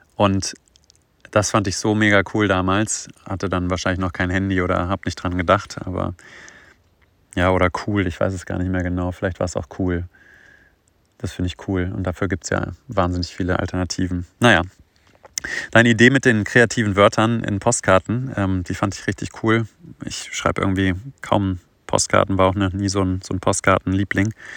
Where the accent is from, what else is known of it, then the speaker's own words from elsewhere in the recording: towards Göttingen, Hannover, Lower Saxony, Germany; ich komme ja so aus dem Norden, so Richtung Göttingen, Hannover